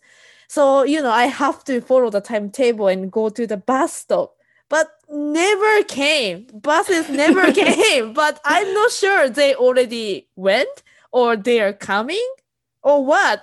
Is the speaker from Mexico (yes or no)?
no; Japan; moved away as an adult; also born or lived in Southern California; now in United States; I'm Japanese and I'm living in US